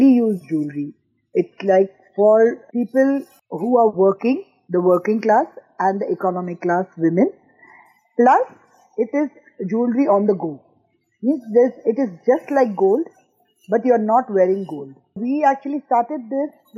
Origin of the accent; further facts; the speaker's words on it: Mumbai, Maharashtra, India; now in United Arab Emirates; I am Indian. I belong from Bombay, but married a Pakistani from Lahore.